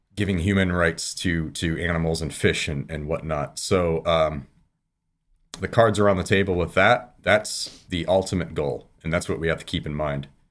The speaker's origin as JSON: {"language": "English", "region": "Michigan", "country": "United States", "tie": "born or raised there", "moved": "yes", "lives_now": "California, United States", "said": "I live in California now. I've been a, a hunter all of my life. I grew up in Michigan"}